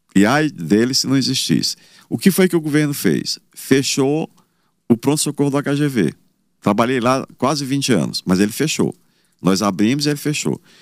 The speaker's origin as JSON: {"language": "Portuguese", "town": "Campo Maior", "region": "Piauí", "country": "Brazil", "tie": "born or raised there", "lives_now": "Teresina, Brazil", "said": "Eu trabalho desde os 10 anos de idade, eu vendia leite no mercado lá em Campo Maior."}